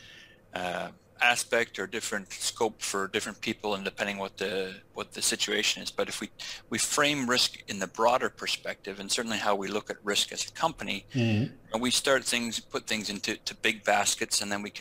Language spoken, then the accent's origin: English; Mississauga, Ontario, Canada; moved away as an adult; also born or lived in New Brunswick / Argentina; now in Maple Ridge, Canada; I grew up originally in Mississauga, near Toronto